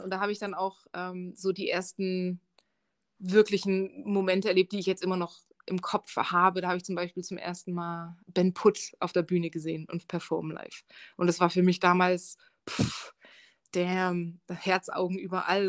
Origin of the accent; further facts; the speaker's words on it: Dresden, Saxony, Germany; also born or lived in England / Marburg / Canada / Berlin; now in Munich, Germany; Ich komme aus Dresden ursprünglich. Und ich bin ziemlich viel umgezogen ähm, in Dresden geboren und aufgewachsen